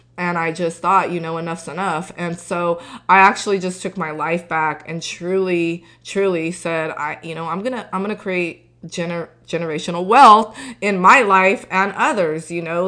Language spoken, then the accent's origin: English; Tulare County, California, United States; also born or lived in Torrance, California / Cameron, Texas; I grew up in Tulare County